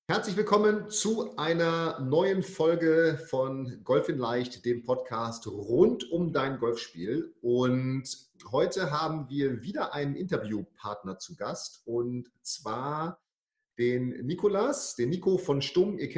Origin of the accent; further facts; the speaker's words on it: Bremen, Germany; Du kommst, ich komme aus Bremen, du kommst aus Hamburg, also die zwei verbotenen Städte